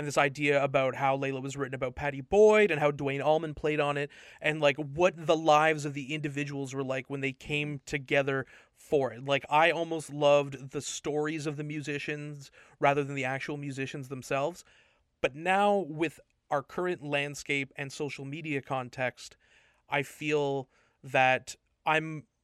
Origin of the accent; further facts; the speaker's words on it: Toronto, Ontario, Canada; my Toronto pride